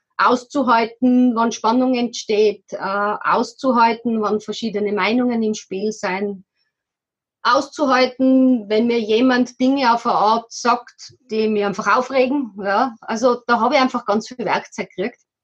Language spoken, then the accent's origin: German; Tyrol, Austria; now in Kremsmünster, Austria; bei uns in Tirol, wo wir ursprünglich herkommen